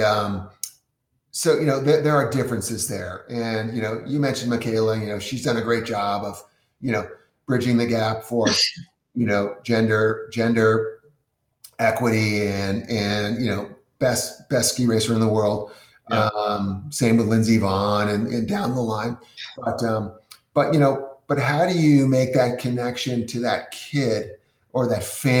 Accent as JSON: {"language": "English", "region": "New England", "country": "United States", "said": "I'm from New England, you know, Cochrane's ski area"}